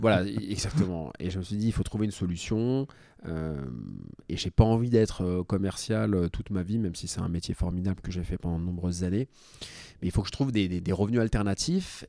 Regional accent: Paris, Île-de-France, France; Je suis né à Paris

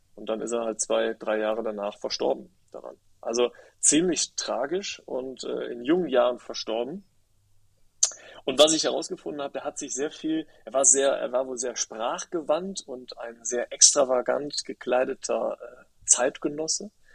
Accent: Rhineland, Germany; moved away; also born or lived in Berlin; Ich komme halt aus dem Rheinland, so rheinische oder rheinische Frohnatur.

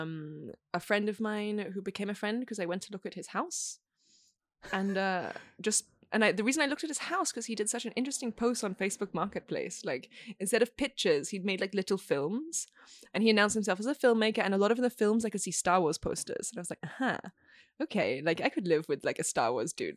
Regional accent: Australia; moved away as an adult; also born or lived in Beijing / Bosnia and Herzegovina; now in Italy; I'm currently based in Italy, but I'm Australian

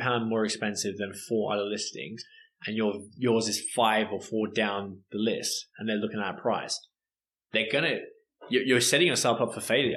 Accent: Australia; moved away; I'm Australian.

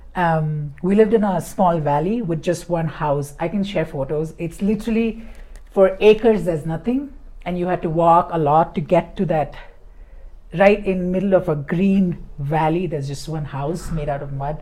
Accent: Mumbai, Maharashtra, India; moved away as an adult; I'm from Bombay

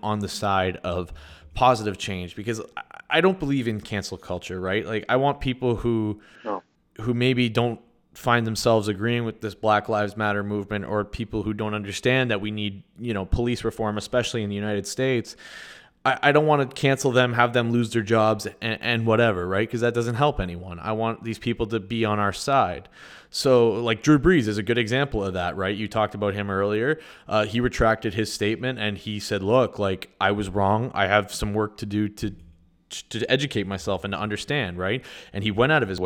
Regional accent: Sudbury, Ontario, Canada; growing up in Sudbury

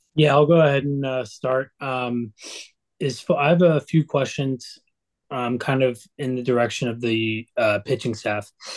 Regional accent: Dallas, Texas, United States; I'm actually from Dallas myself, and uh, I grew up a Texas fan.

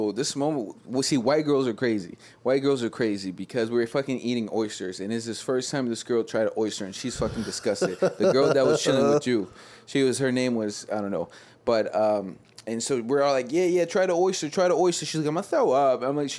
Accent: Ibiza, Balearic Islands, Spain; I do not know because I am from Ibiza

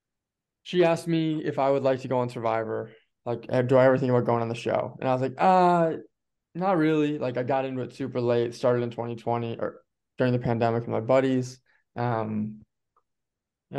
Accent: Stillwater, Minnesota, United States; we're both Minnesotans. She's from St. Paul. I'm from Stillwater

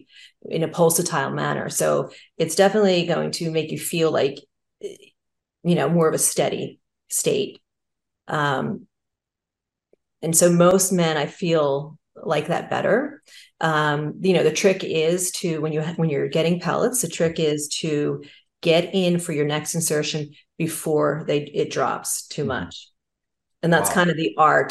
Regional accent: New Jersey, United States; I'm from New Jersey and it's mm-hmm. the Garden State

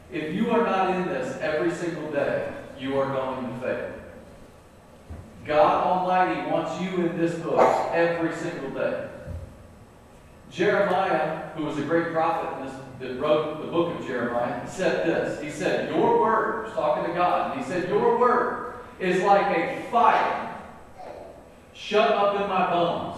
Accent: North Carolina, United States; I'm from North Carolina

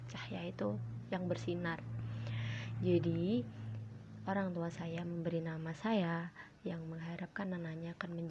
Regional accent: Kediri, East Java, Indonesia; saya berasal dari Jawa Timur, dari Kediri. Uh, kalian tahu kan Kediri?

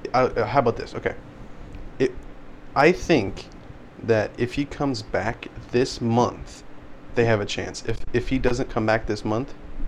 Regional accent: Pacific Northwest, United States; I'm from the Pacific Northwest

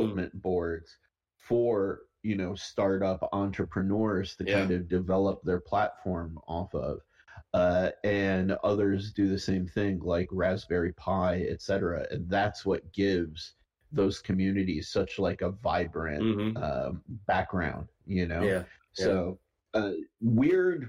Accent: Detroit, Michigan, United States; also born or lived in Los Angeles, United States; now in Modesto, United States; I grew up in Detroit.

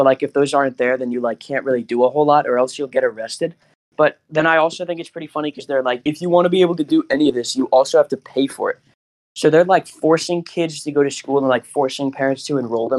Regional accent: United States; I'm an American!

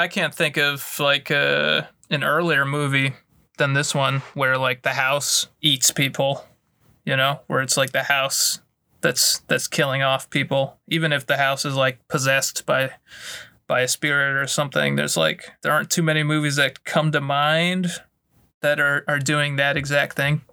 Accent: the American South, United States; we grew up in the American South

